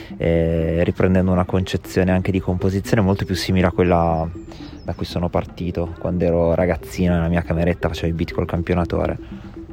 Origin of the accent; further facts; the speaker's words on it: Ravenna, Emilia-Romagna, Italy; moved away as an adult; also born or lived in Berlin, Germany; now in Bologna, Italy; Vengo da Ravenna, eh, ho un po' girovagato, ho fatto l'università fuori, ho vissuto a Berlino per un po' di anni e sono approdato a Bologna.